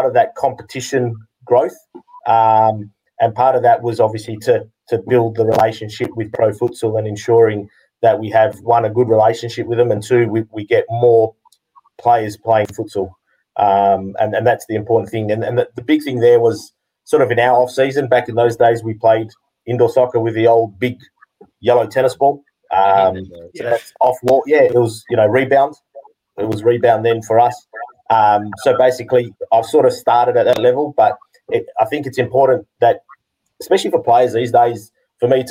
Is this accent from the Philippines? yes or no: no; Western Australia, Australia; I was born in Australia, first generation Greek, born over here.